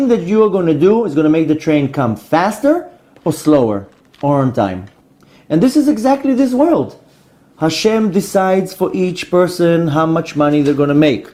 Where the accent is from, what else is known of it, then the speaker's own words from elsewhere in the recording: New York, United States; I'm originally from New York